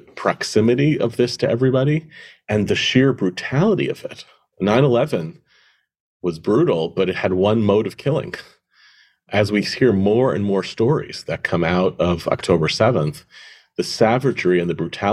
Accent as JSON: {"language": "English", "country": "United States", "said": "I feel as an American"}